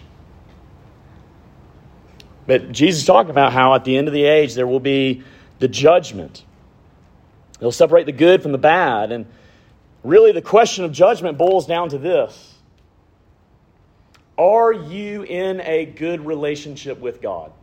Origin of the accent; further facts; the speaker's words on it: Montgomery, Alabama, United States; I grew up in Montgomery, if you can't tell by this amazing accent. I grew up in Montgomery, Alabama